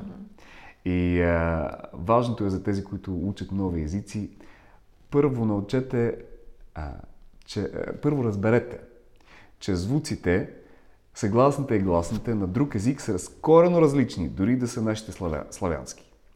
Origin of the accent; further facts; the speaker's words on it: Ukraine; first language Russian; Bulgarian is a second language; also born or lived in Bulgaria; now in London, United Kingdom; Аз съм от Украина, така че говоря украински. В а, тази област, в която съм роден, се говори на руски.